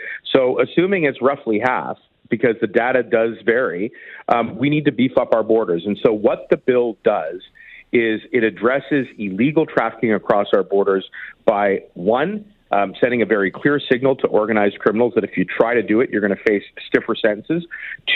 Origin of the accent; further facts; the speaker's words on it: Toronto, Ontario, Canada; Danforth shooting in my hometown